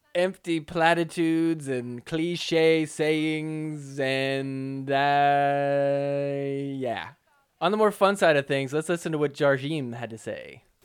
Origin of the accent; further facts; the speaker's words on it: New Jersey, United States; we're both from Jersey